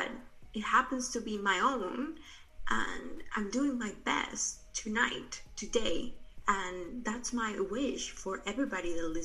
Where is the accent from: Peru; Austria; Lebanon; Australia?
Peru; moved away; I'm original from Peru. I'm actually right now here in Peru. I came back right before quarantine started.